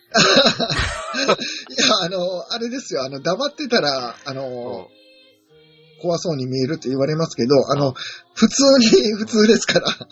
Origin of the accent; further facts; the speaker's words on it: Osaka, Japan; 大阪人やから